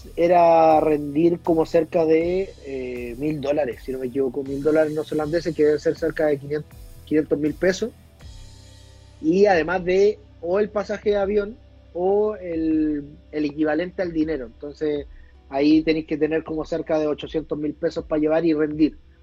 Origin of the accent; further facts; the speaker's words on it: Chile; also born or lived in New Zealand; soy chileno